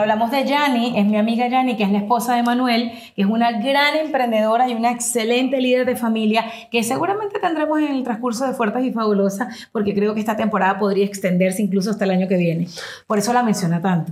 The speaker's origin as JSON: {"language": "Spanish", "country": "Venezuela", "moved": "as an adult", "lives_now": "United States", "said": "yo vengo de Venezuela, yo tengo 22 años siendo inmigrante en los Estados Unidos"}